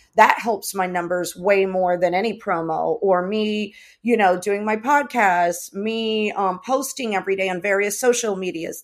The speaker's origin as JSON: {"language": "English", "country": "United States", "tie": "born or raised there", "also_born_or_lived": "Los Angeles", "said": "I was raised here. I was raised in the States."}